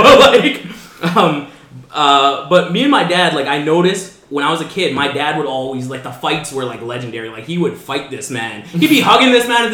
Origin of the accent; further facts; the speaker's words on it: Vancouver, British Columbia, Canada; I was born in Canada. I grew up in Vancouver. I've stayed in the same East Van area for my entire life.